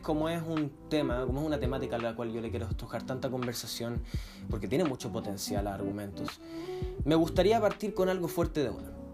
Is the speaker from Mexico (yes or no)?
no; Chile; como chilenos